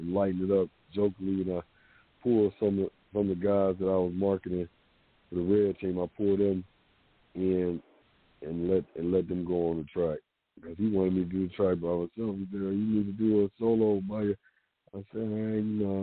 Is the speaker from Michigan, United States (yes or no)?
yes; Detroit, Michigan, United States; Coming up in Detroit, you know, I was born in Southwest Detroit